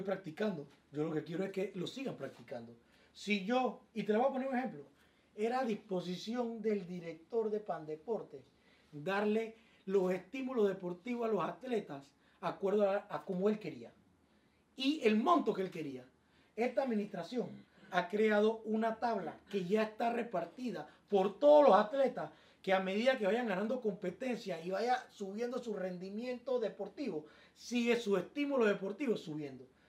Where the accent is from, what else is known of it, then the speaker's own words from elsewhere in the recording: Panama; incluyéndome a mí como panameño